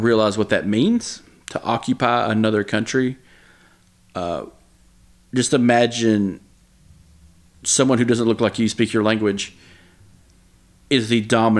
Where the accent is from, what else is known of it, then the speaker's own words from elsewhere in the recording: the American South, United States; You know, we grew up in the American South